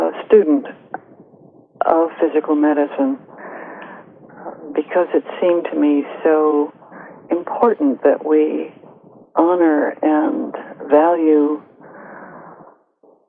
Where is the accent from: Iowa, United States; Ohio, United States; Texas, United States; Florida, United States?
Ohio, United States; Gates Mills; moved away as an adult; also born or lived in Colorado; I grew up outside of Cleveland, Ohio, in a little village called Gates Mills, just east of Cleveland